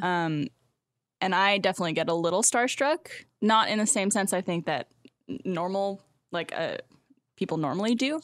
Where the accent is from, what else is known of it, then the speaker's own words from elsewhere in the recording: Canada; moved away as an adult; now in Austin, United States; as a Canadian